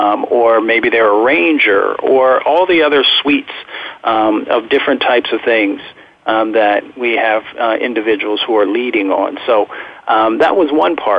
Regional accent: Appalachia, United States; also born or lived in Michigan; I grew up in Appalachia, and I grew up in a little bit in Michigan as well.

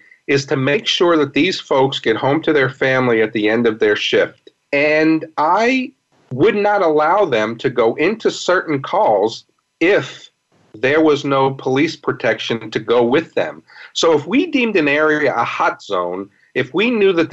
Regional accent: New York City, New York, United States; also born or lived in Fort Worth, Texas; now in St. Louis, United States; I grew up in New York City

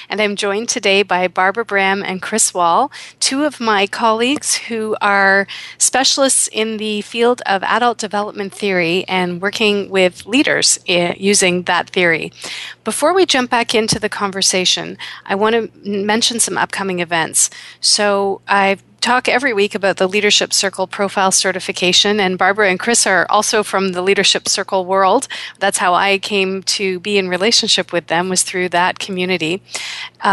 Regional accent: Toronto, Ontario, Canada; my hometown of Toronto

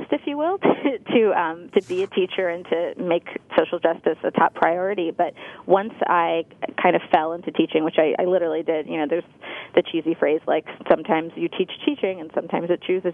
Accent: Santa Monica, California, United States; I grew up in Santa Monica

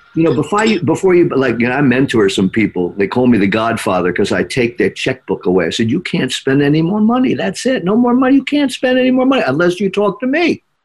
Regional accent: New York, United States; when I grew up here in New York

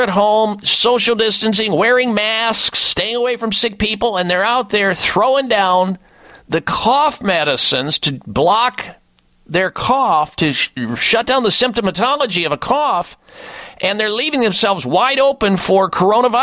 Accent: Midwest, United States; when I grew up in the Midwest

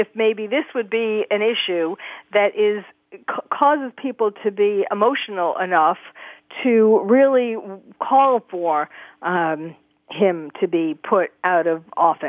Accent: New York, United States; now in California, United States; the state that I live in, California, isn't one of them. New York, my hometown, isn't one of them.

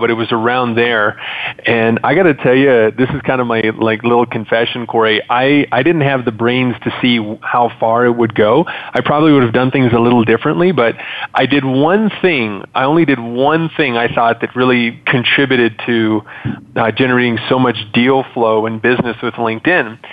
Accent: Montreal, Quebec, Canada; moved away; I was originally born and raised in Montreal, Canada

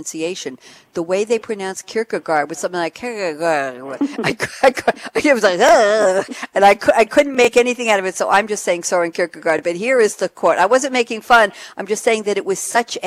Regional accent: New York, United States; moved away; also born or lived in Eugene, Oregon / Cambridge, Massachusetts; I come from New York

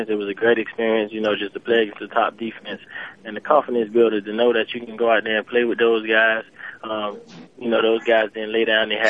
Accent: Miami, Florida, United States; I'm from Miami, so I'm training here.

